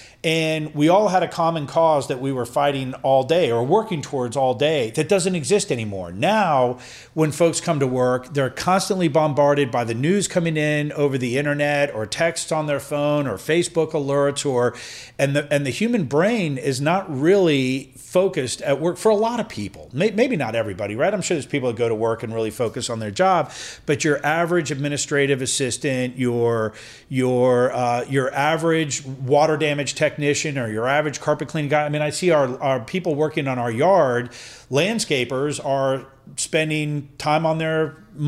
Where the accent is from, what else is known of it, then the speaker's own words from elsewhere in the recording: Vienna, United States; And I think that's kind of what growing up in Vienna was.